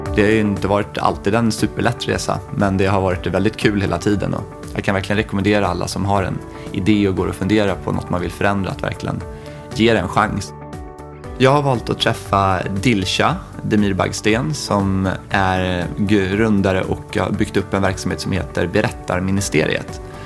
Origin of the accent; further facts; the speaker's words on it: Järfälla, Stockholm County, Sweden; i Järfälla där jag är uppvuxen